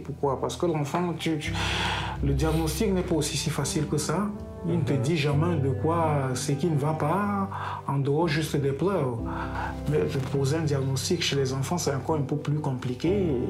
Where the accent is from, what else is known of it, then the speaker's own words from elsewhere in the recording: Cameroon; now in Tver, Russia; c'est mon pays natal